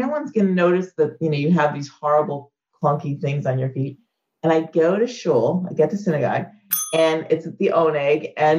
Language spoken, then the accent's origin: English; New York, United States; it didn't matter that I was different or I was from New York